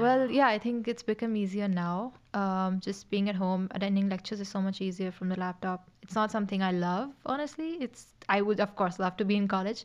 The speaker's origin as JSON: {"language": "English", "town": "Mumbai", "region": "Maharashtra", "country": "India", "moved": "as an adult", "lives_now": "Dublin, Ireland", "said": "I'm from India, specifically Mumbai in India"}